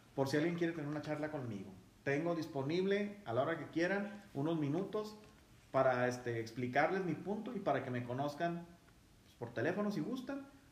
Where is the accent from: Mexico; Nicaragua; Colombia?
Mexico; somos mexicanos todos